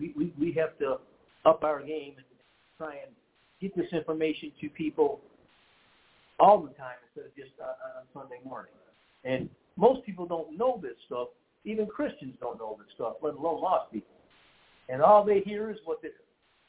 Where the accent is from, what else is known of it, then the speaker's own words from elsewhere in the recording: Detroit, Michigan, United States; We're from Detroit